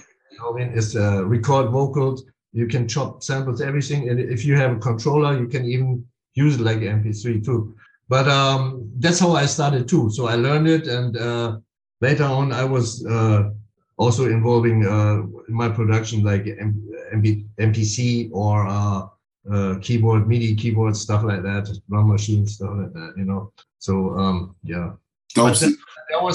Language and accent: English; Philippines; I'm like from the Philippines